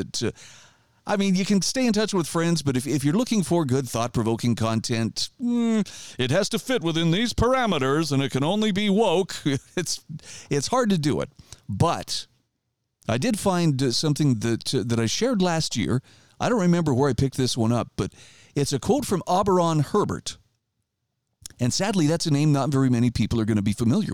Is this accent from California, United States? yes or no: no; Idaho, United States; my home state of Idaho